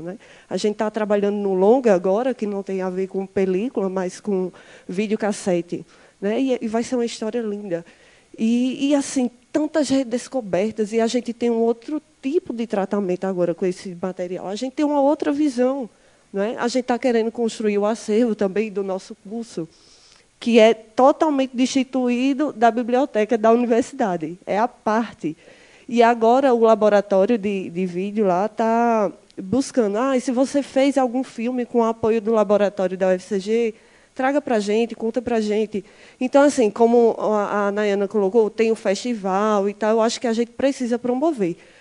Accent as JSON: {"language": "Portuguese", "town": "Campina Grande", "region": "Paraíba", "country": "Brazil", "said": "venho da Paraíba, da cidade chamada Campina Grande"}